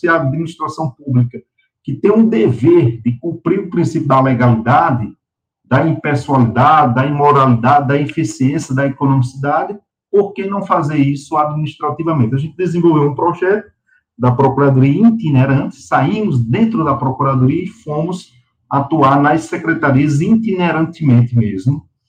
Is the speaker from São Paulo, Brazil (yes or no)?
no; Patos, Paraíba, Brazil; moved away as an adult; now in Sergipe, Brazil; eu sou do interior, sou patoense, sou de Patos, né, já em Patos, na minha adolescência, meus 14, 15 anos